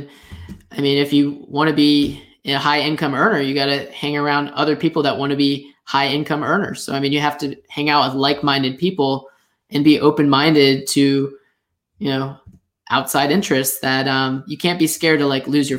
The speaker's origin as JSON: {"language": "English", "town": "Longwood", "region": "Florida", "country": "United States", "tie": "born or raised there", "also_born_or_lived": "Tallahassee, Florida", "moved": "as an adult", "lives_now": "Jacksonville, United States", "said": "I grew up outside of Orlando, in a place called Longwood"}